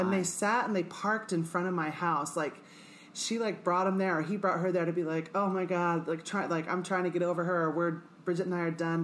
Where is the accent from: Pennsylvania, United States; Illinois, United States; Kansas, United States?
Kansas, United States; Manhattan; I grew up in Manhattan, Kansas, and it, it is a conservative uh-huh. red state